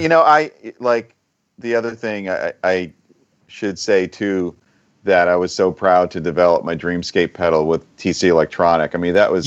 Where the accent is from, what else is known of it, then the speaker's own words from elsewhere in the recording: Long Island, New York, United States; also born or lived in Boston; I grew up on Long Island and New York